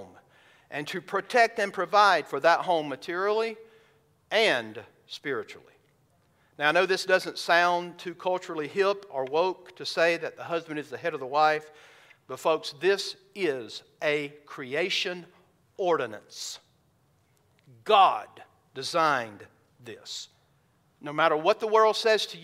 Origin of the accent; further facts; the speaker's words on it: the South, United States; I grew up in the South